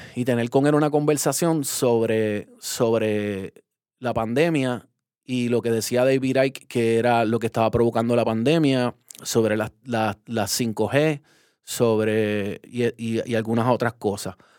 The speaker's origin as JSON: {"language": "Spanish", "country": "Puerto Rico", "said": "como puertorriqueños colonizados que somos"}